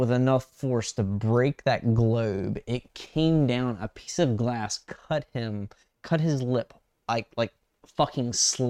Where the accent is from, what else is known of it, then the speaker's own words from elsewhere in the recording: West Virginia, United States; moved away; also born or lived in Maryland; growing up in West Virginia and then packing up and relocating to a different state when we moved to Maryland